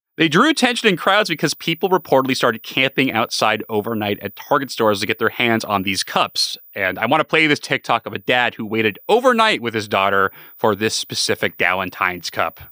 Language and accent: English; San Diego, California, United States; growing up in San Diego, California, we were more of a yellowtail family